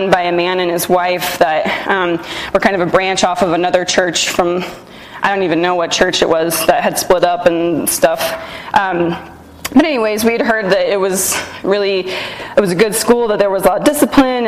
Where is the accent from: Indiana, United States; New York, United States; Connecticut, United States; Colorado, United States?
Colorado, United States; Loveland; I grew up in Loveland, Colorado, just about an hour from here